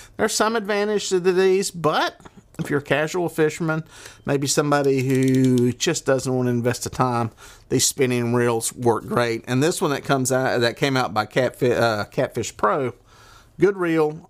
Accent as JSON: {"language": "English", "region": "the South", "country": "United States", "accent": "southern", "said": "I got my southern accent"}